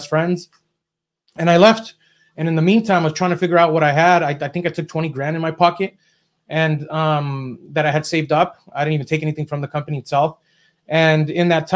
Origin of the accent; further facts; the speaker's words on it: Southern California, United States; also born or lived in Mexico; I was raised in Southern California